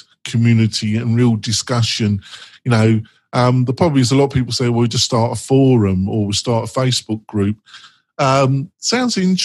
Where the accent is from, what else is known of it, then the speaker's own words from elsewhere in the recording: England, United Kingdom; I'm English